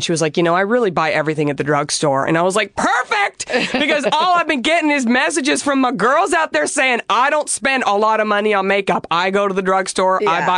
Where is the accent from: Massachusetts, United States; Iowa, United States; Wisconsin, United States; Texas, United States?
Texas, United States; Dallas; now in Los Angeles, United States; I'm from Dallas. I grew up in Dallas in the 90s